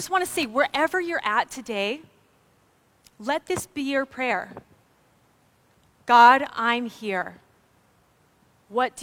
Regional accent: Maui, Hawaii, United States; I grew up on Maui

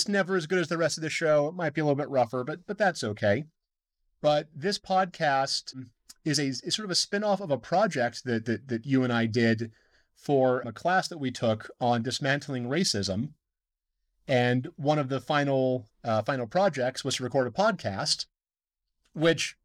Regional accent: Deer Lodge, Montana, United States; now in Missoula, United States; I grew up in Deer Lodge

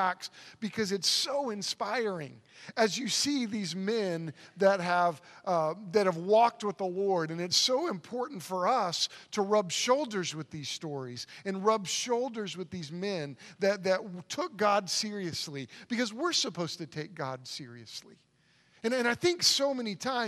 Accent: Oklahoma City, Oklahoma, United States; moved away; I grew up in Oklahoma City, on the south side of Oklahoma City, in kind of a rough neighborhood

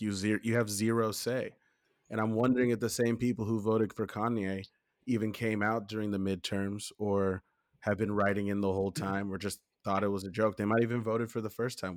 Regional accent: Los Angeles, California, United States; also born or lived in Inglewood / Ladera Heights / Bell Canyon; I was born and raised in Los Angeles. You know, I born in Inglewood, spent most of my childhood in Ladera Heights

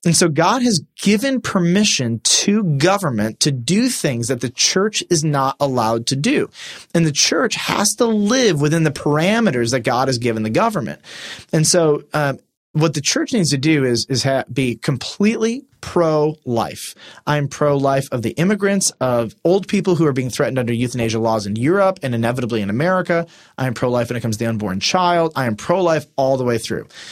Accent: United States; we identified, before we identified as Americans, we, we identified as Christians

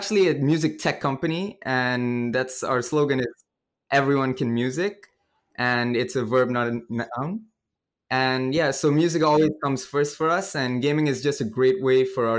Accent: India; also born or lived in Cambodia / Vietnam; I've been pretty much grew up all around Asia. So I'm originally from India, and I grew up in Cambodia and Vietnam as well.

